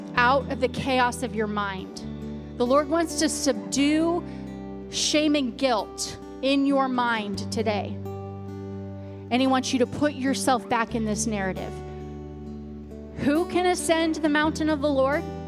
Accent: Louisiana, United States; I was born in Louisiana

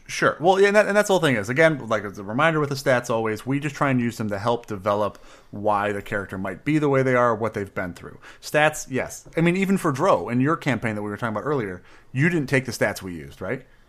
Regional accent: Midwest, United States; We're from the Midwest. If we don't mumble, we're not really from there

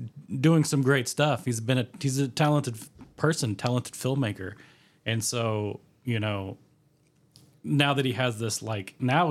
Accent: Holdenville, Oklahoma, United States; Which is based on a kid that we grew up with in Holdenville.

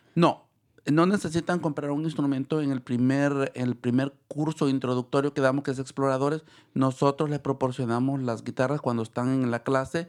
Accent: El Salvador; moved away as an adult; now in San Rafael, United States; me gradué en El Salvador, soy de El Salvador

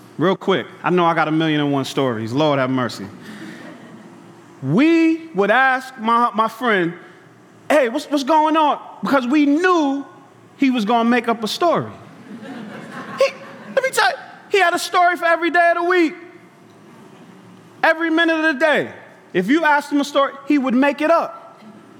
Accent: New York City, New York, United States; growing up in Brooklyn, Bed-Stuy

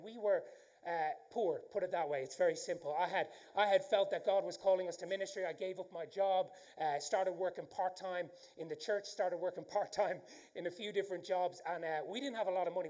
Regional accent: Ireland; accent: Irish; I do have an Irish accent

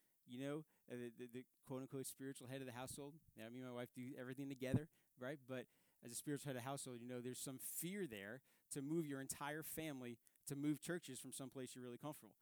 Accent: New York City, New York, United States; moved away; I grew up in Staten Island, New York.

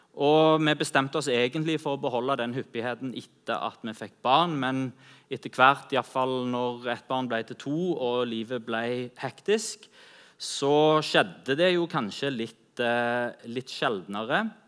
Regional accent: Norway

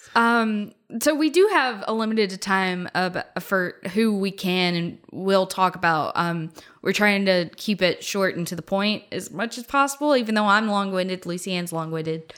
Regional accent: Memphis, Tennessee, United States; I was one of two people from Memphis.

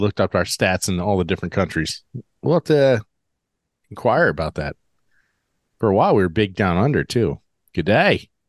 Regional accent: United States; as a student growing up in the United States

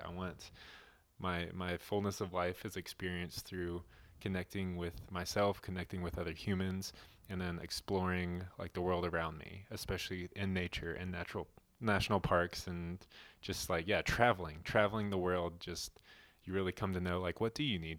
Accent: Nashville, Tennessee, United States; moved away as an adult; also born or lived in Colorado; we were born and raised in Nashville, Tennessee, both of us

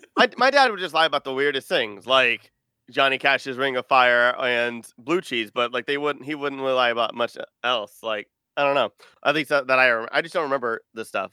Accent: Texas, United States; I'm from Texas

